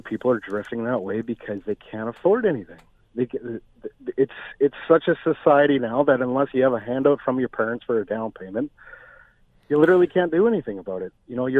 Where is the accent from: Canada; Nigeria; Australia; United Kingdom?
Canada; Vancouver, British Columbia; me being younger and growing up in Canada